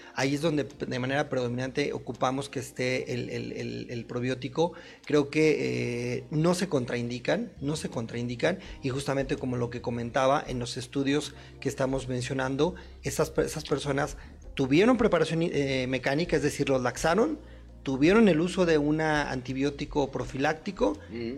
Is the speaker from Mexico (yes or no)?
yes; Guanajuato, Mexico; yo, soy de Guanajuato, yo soy de provincia